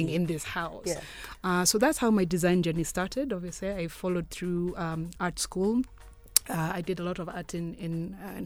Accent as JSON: {"language": "English", "town": "Ngong", "region": "Kajiado County", "country": "Kenya", "tie": "born or raised there", "said": "I was born and raised in Ngong"}